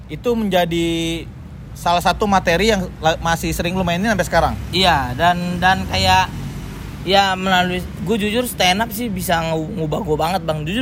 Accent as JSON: {"language": "Indonesian", "town": "Tanjung Priok", "region": "Jakarta", "country": "Indonesia", "said": "Eh, karena kita gue anak Priuk si iya"}